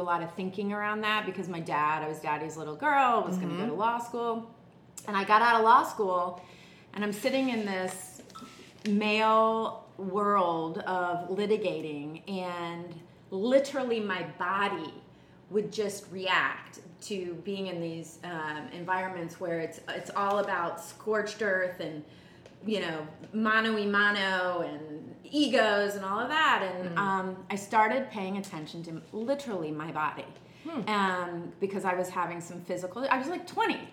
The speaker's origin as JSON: {"language": "English", "town": "Dayton", "region": "Ohio", "country": "United States", "tie": "born or raised there", "said": "I grew up in Dayton, Ohio with Kim"}